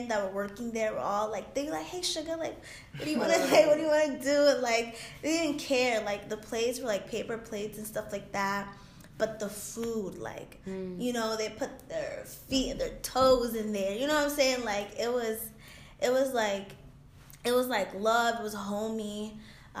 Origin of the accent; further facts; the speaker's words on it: United States; also born or lived in Dominican Republic; the years that I've been like raised here